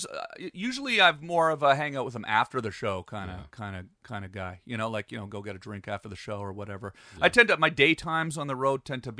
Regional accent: Canada; moved away as an adult; also born or lived in Pembroke, Ontario; now in Los Angeles, United States; As a Canadian

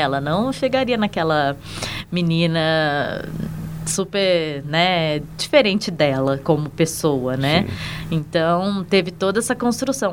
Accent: São Paulo, Brazil; moved away as an adult; now in Brasília, Brazil; Eu sou paulistana, mas eu moro em Brasília também desde 2010

